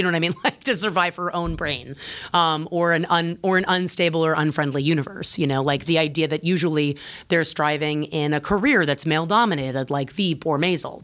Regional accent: United States

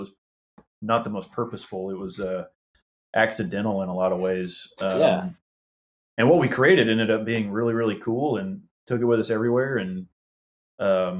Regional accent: Houston, Texas, United States; We are all from Houston

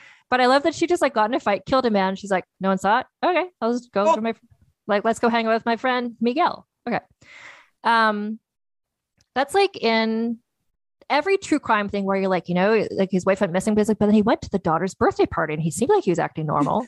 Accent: Canada; growing up in Canada

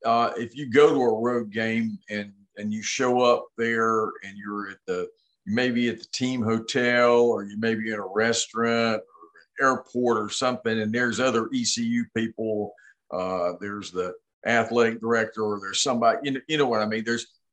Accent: Hickory, North Carolina, United States; also born or lived in Greenville, North Carolina; my first trip to Greenville was I was 8 years old, and I came from Hickory. And I actually grew up down the street from Lenore Ryan, down the street from Stasevich.

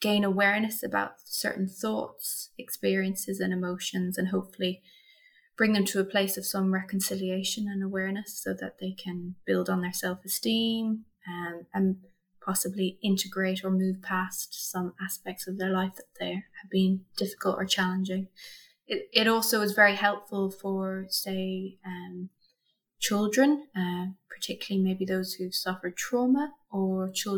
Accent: Munster, Ireland; Sure. Okay, so I'm from County Kerry, and that's in the south of Ireland. For those who are outside of our lovely country here

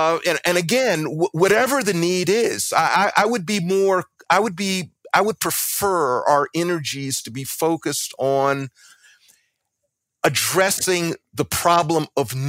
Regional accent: Columbia, South Carolina, United States; And by the way, I'm from South Carolina too. I was born in 1954 in Columbia, South Carolina, when the Constitution of South Carolina decreed segregation.

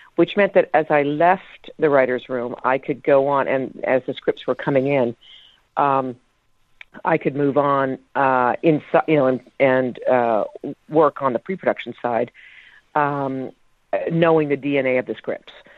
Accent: Canada; moved away; also born or lived in United States; I grew up, uh, in Canada

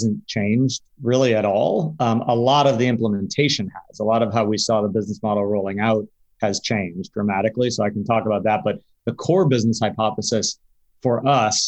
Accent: Connecticut, United States; I grew up in Connecticut, closer to you

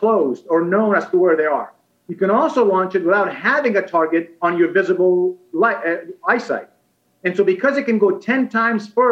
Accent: Afghanistan; now in United States; I was born and raised in Afghanistan and came to the United States because of the Soviet invasion and conflict in Afghanistan in the early 1980s.

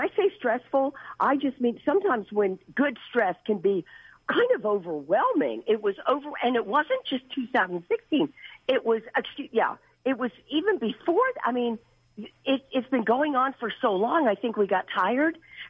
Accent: United States; First of all, I grew up real near Washington, D.C. I'm almost 73 years old.

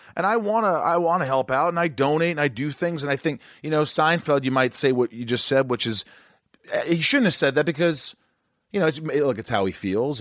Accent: New York, United States; I'm a New Yorker

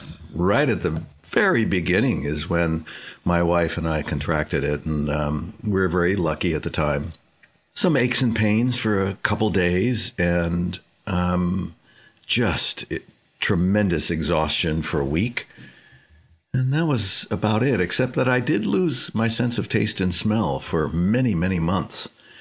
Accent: Canoga Park, California, United States; also born or lived in Hollywood; I was born in Hollywood and raised in the San Fernando Valley in Canoga Park for the most part.

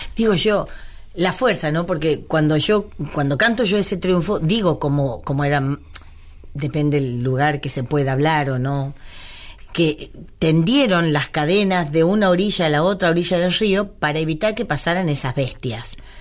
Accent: Cañuelas, Buenos Aires Province, Argentina; mi pueblo, yo le digo pueblo cariñosamente, a Cañuela de mi ciudad

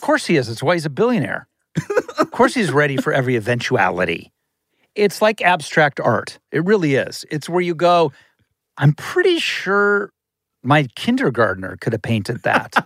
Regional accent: Ohio, United States; now in Los Angeles, United States; I'm from Ohio

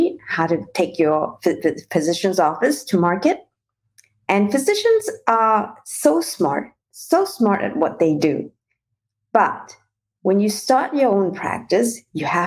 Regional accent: Malaysia; moved away as an adult; also born or lived in New Zealand / Paris / London / Shanghai; I actually was born and raised in Malaysia and did my international marketing and management degree in New Zealand

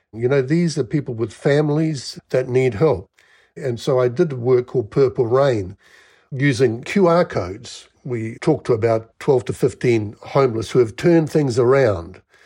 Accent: Wellington, New Zealand; moved away; also born or lived in Melbourne, Australia; I grew up in New Zealand, Wellington.

